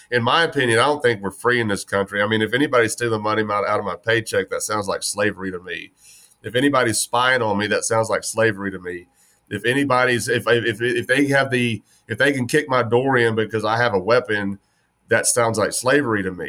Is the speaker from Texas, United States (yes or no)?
yes; West Texas, United States; born and raised in West Texas